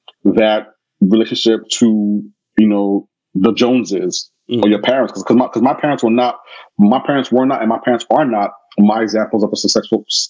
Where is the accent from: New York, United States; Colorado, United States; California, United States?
New York, United States; New York City; moved away as an adult; also born or lived in Canada; I'm from Brooklyn